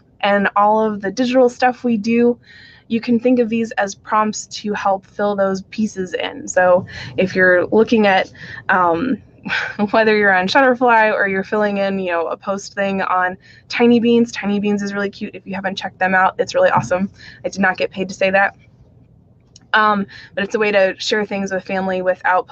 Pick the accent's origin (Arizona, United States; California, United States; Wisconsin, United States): Arizona, United States; Phoenix; I grew up in the Irish community in Phoenix, Arizona